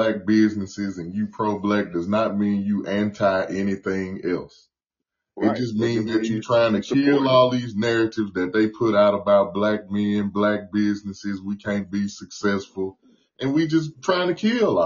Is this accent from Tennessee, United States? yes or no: yes; Nashville, Tennessee, United States; we grew up in Nashville. I grew up East Nashville